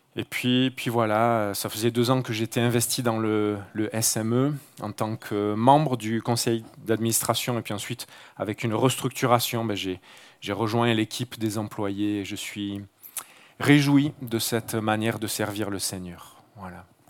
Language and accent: French; Marseille, Provence-Alpes-Côte d'Azur, France; moved away; je ne suis pas originaire d'un petit village de la région, mais d'une grande ville du sud de la France, Marseille, voilà, le bord de mer. mes racines, j'y suis né, j'ai grandi